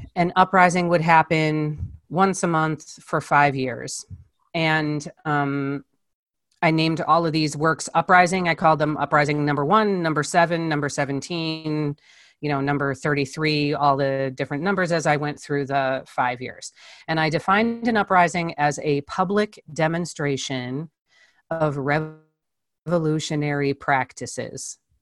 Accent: Chicago, Illinois, United States; I was born in Chicago. I spent most of my life in a suburb of Chicago

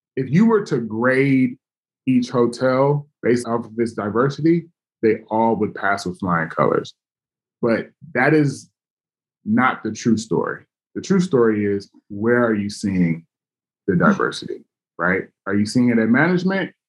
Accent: Los Angeles, California, United States; now in Oakland, United States; my hometown

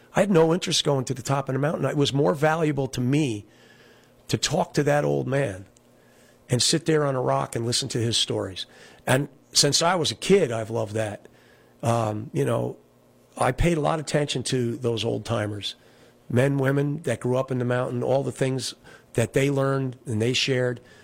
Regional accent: Olive Bridge, New York, United States; also born or lived in Kingston, New York / Town of Rochester, New York; Olive Bridge, where I grew up.

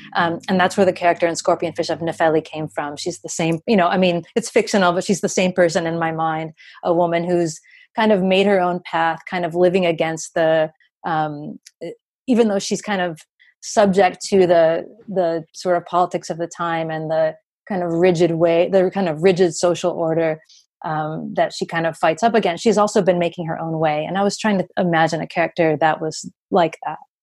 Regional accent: United States; as an American

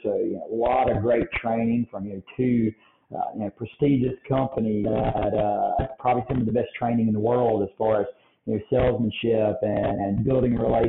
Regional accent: Selma, Alabama, United States; I'm originally from Selma, Alabama, central Alabama boy.

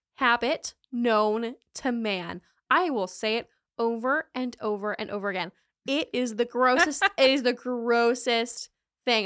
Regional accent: North Carolina, United States; now in Florida, United States; I am from North Carolina

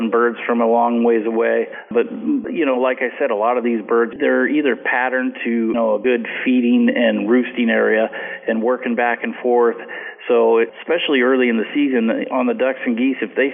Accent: Willamette Valley, Oregon, United States; I grew up in the Willamette Valley here, where we had filbert orchards on the edges of our sloughs on the farm

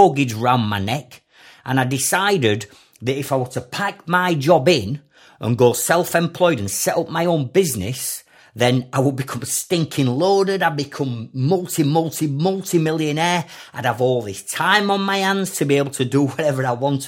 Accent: Sheffield, Yorkshire and the Humber, United Kingdom; as a kid growing up in Sheffield.

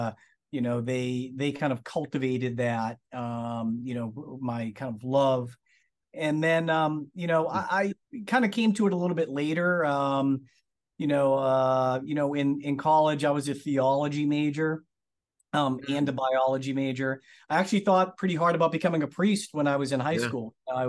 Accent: Lawrence, Massachusetts, United States; born there; So yeah, I mean, I was born in Massachusetts. I was born in Lawrence Methuen area.

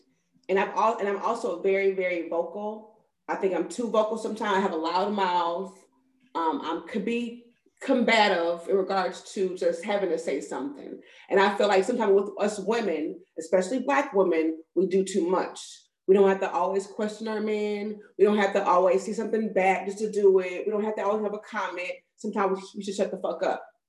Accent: Ohio, United States; now in Alabama, United States; We are based out of Alabama, but I'm from Ohio.

